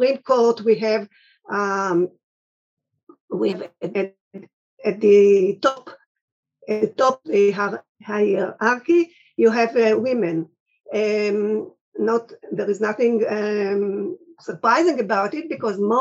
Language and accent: English; Israel